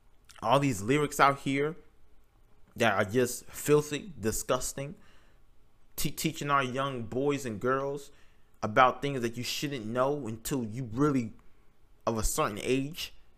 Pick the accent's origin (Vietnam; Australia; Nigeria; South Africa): Nigeria; So I'm Nigerian, and I'm very interested in the history of Nigeria, but also the politics.